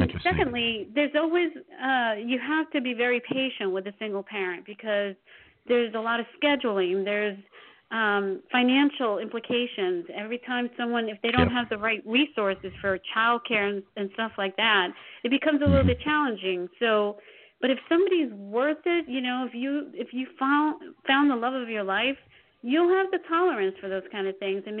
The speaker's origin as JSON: {"language": "English", "region": "New York", "country": "United States", "tie": "born or raised there", "moved": "yes", "lives_now": "New Jersey, United States", "said": "I was born and raised in New York and then moved to Jersey"}